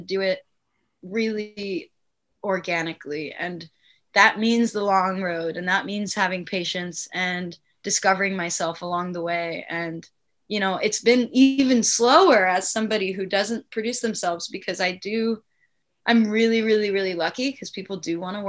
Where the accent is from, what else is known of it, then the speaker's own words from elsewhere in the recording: Palm Springs, California, United States; I'm from Palm Springs.